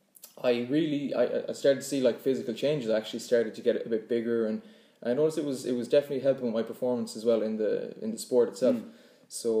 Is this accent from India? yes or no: no; Claremorris, Connacht, Ireland; I'm local. I'm from Claremorris.